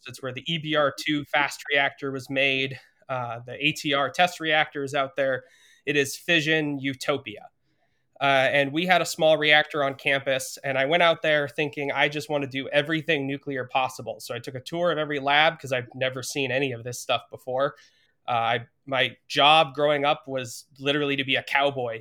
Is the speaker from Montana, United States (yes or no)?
yes; Montana, United States; moved away as an adult; also born or lived in Idaho; I grew up in Montana, which is a state with nothing nuclear except for bombs.